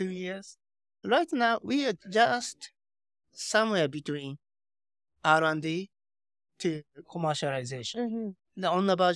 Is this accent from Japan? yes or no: yes; Tokyo, Japan; English is a second language; moved away as an adult; also born or lived in Silicon Valley, United States; I spent six years in Silicon Valley, and okay, I was born and raised in Tokyo, uh, Japan